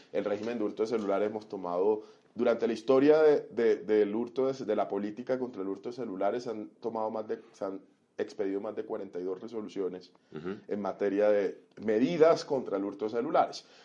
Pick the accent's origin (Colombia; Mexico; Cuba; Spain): Colombia; Cartagena, Bolívar; also born or lived in Montería; yo soy monteriano, eh, me crié muchos años en Cartagena